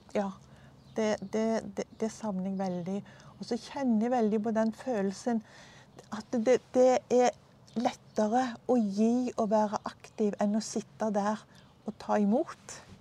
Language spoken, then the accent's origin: Norwegian; Stavanger, Rogaland, Norway; moved away as an adult; now in Drammen, Norway; jeg er fra Stavanger.